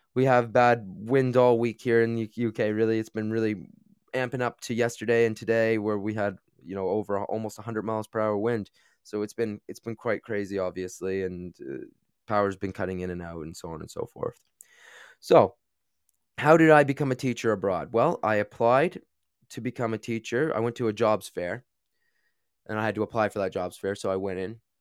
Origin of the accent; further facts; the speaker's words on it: Canada; moved away as an adult; also born or lived in China; now in United Kingdom; I am from Canada originally, I taught in the U K now for about eight years